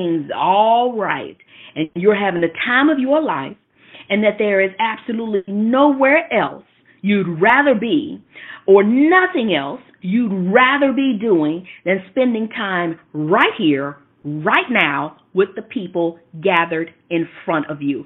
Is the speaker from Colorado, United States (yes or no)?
no; Texas, United States; I'm from Texas